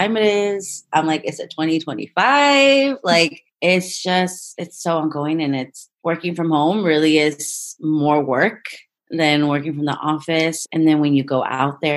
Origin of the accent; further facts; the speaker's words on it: Sonoma, California, United States; I grew up here in Sonoma Valley, born and raised, and it's a beautiful town.